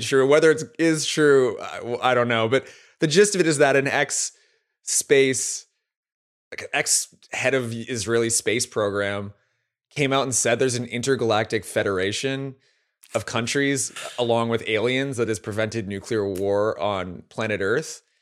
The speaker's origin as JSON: {"language": "English", "country": "Canada", "said": "as a Canadian"}